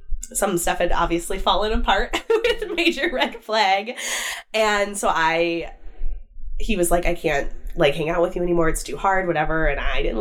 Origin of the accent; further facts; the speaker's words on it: Wisconsin, United States; moved away as an adult; So I am originally from Wisconsin. I think I've mentioned a couple of times I'm from the Midwest. I'm from Wisconsin. I left my hometown and went to college in Eau Claire.